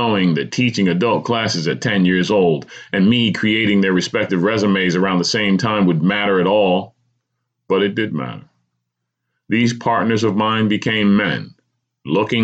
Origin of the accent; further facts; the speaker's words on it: New Jersey, United States; New Jersey, my home state